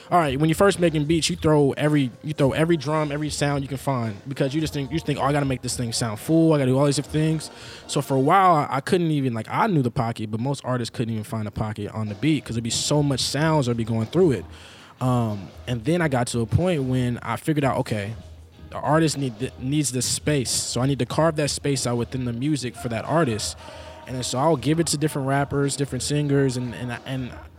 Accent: Seattle, Washington, United States; moved away as an adult; now in Portland, United States; I'm from Seattle, Washington

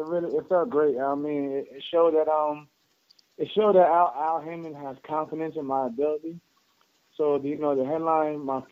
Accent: Long Island, New York, United States; Before boxing, I was raised in New York, Long Island, New York. Basically a small town called Colm, New York.

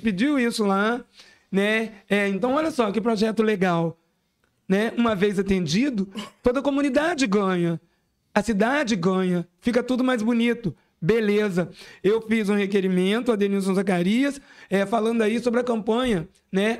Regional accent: Brazil; enquanto SEABense, SEABense nato, né? Eu nasci no Havaí, me criei aqui, né? Desde, desde os 28 dias de nascimento, eu estou aqui na SEAB

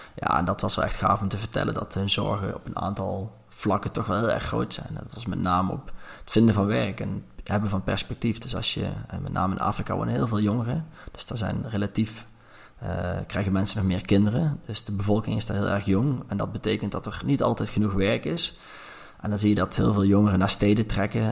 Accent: Langeboom, North Brabant, Netherlands; now in Nijmegen, Netherlands; Ik ben opgegroeid in een klein dorpje, lange boom.

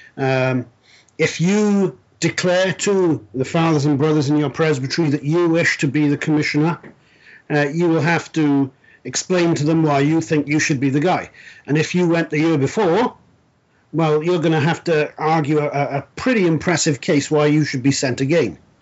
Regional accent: South Wales, United Kingdom; moved away as an adult; I was uh, born and raised in South Wales, Wales being a principality uh, that makes up the United Kingdom

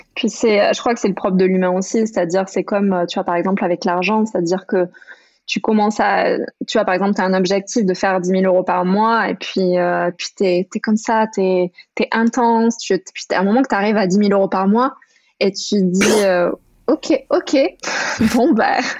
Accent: France; moved away as an adult; grandi jusqu'à mes 18 ans dans les Pyrénées

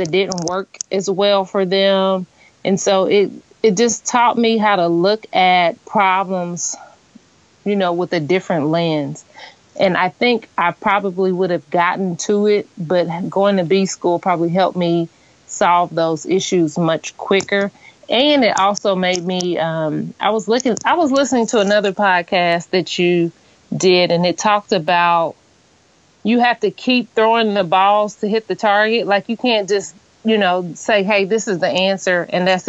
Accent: Danville, Illinois, United States; also born or lived in Indianapolis, Indiana; It's an event venue that I opened up in my hometown. The reason that I opened it up in Danville

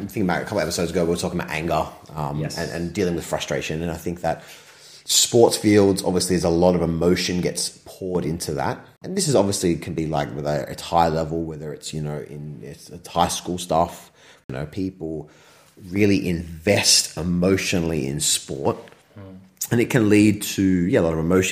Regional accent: Australia; I'm Australian, Australian descent, but there's some European way back there

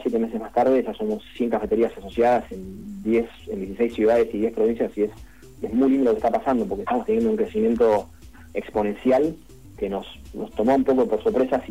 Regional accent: Buenos Aires, Argentina; nosotros somos de Cava

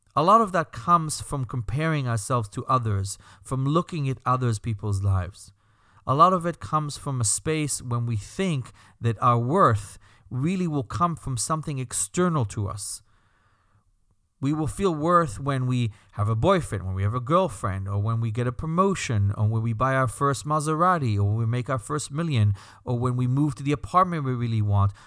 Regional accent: Belgium; accent: slight accent; moved away; That's my slight accent, by the way. I'm Belgian.

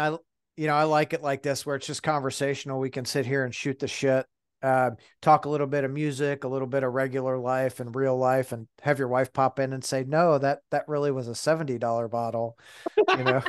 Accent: Detroit, Michigan, United States; moved away; I grew up in Detroit.

